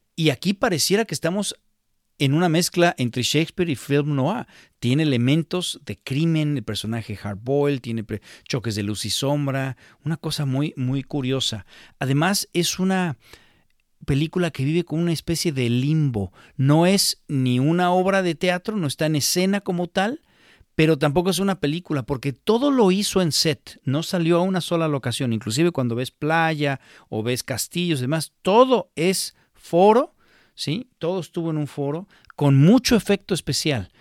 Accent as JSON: {"language": "Spanish", "country": "Mexico", "said": "para nosotros como mexicanos"}